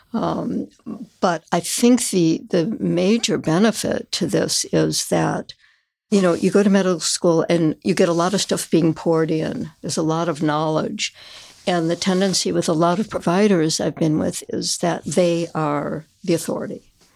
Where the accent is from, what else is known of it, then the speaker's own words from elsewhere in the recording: South Suburbs of Chicago, Illinois, United States; I grew up in the South Suburbs